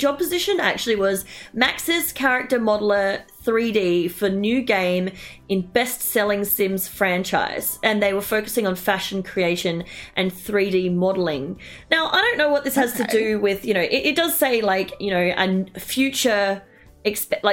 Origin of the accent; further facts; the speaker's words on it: Australia; as an Australian